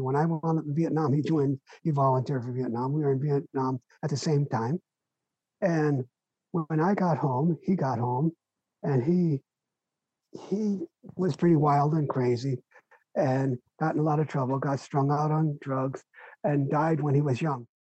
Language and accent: English; Los Angeles, California, United States; now in Chico, United States; my parents immigrated from Ukraine and wound up in East LA, where I grew up